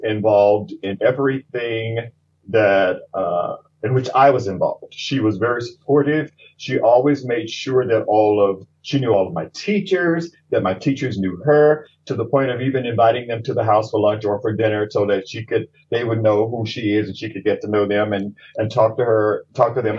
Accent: Jackson, Mississippi, United States; moved away as an adult; now in Pittsburgh, United States; I'm a Southern transplant from Jackson, Mississippi

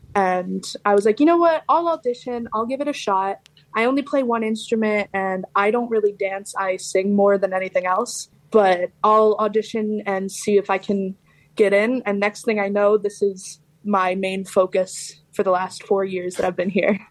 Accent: Seattle, Washington, United States; moved away as an adult; now in Pittsburgh, United States; I'm actually from Seattle, Washington

